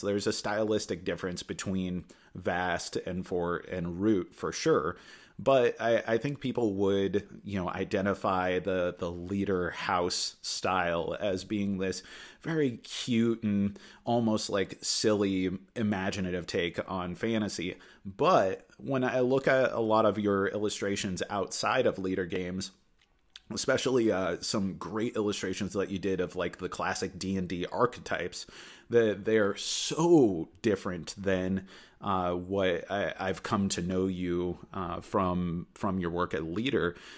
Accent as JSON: {"language": "English", "town": "Anchorage", "region": "Alaska", "country": "United States", "tie": "born or raised there", "lives_now": "Juneau, United States", "said": "I grew up in the Anchorage area"}